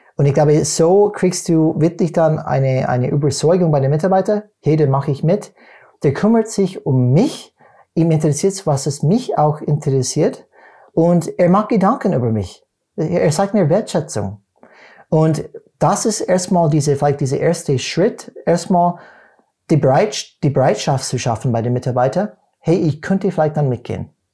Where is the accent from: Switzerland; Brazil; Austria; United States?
United States; German is a second language; moved away; als Amerikaner